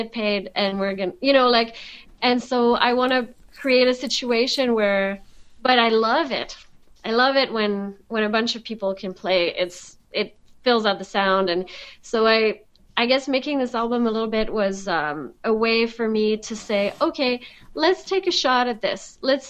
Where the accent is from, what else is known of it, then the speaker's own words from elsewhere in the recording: France; accent: French; English is a second language; like rejecting my French heritage or anything like that, but I was working really hard at my, even my accent, like losing my French accent